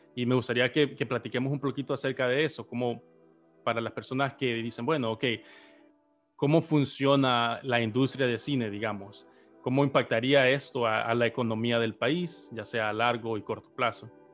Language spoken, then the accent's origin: Spanish; El Salvador; como salvadoreños